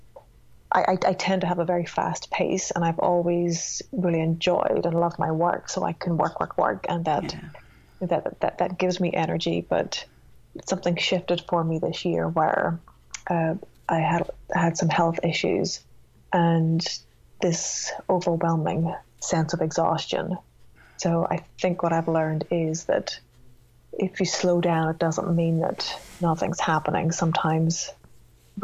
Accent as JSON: {"language": "English", "region": "Northern Ireland", "country": "United Kingdom", "tie": "born or raised there", "moved": "yes", "said": "I grew up in Northern Ireland"}